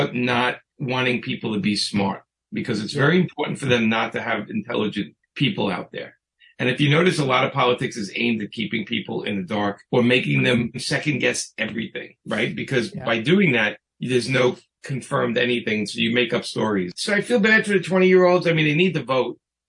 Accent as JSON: {"language": "English", "region": "New York", "country": "United States", "tie": "born or raised there", "said": "I grew up with Trump in New York"}